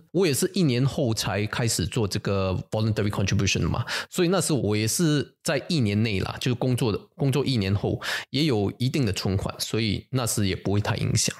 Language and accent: Chinese; Singapore; 我们新加坡人吼，去 top up 这个 C P F 的这个款呢